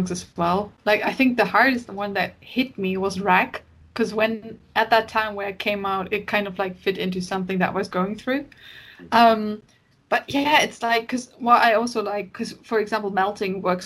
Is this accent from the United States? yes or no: no; Hamburg, Germany; now in United Kingdom; I grew up in Hamburg and, like, the seaside